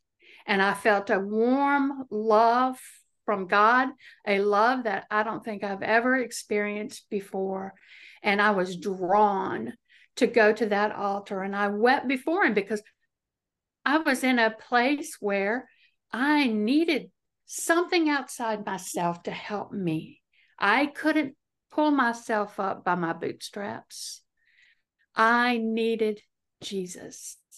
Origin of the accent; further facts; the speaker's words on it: Chesterfield, Virginia, United States; No, I'm from Virginia. I live in Central Virginia, a little county. Well, it's not so little, called Chesterfield. It's right outside of Richmond, Virginia.